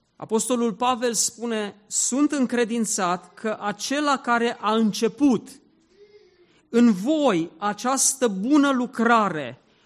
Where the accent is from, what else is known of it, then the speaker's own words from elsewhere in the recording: Zalău, Sălaj County, Romania; Eu m-am născut în Zalău